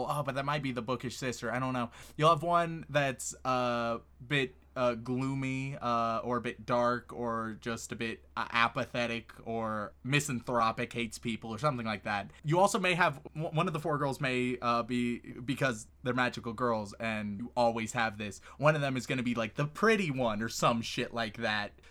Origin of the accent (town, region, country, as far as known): United States